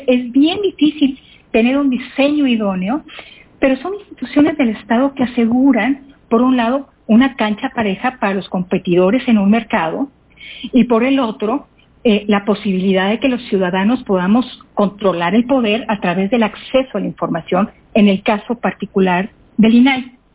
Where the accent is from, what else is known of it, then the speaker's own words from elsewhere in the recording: Mexico; como mexicanos debemos